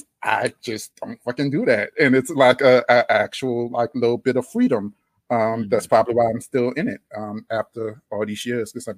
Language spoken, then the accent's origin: English; Louisiana, United States; accent: Louisiana drawl; also born or lived in New Orleans; now in Austin, United States; this Louisiana drawl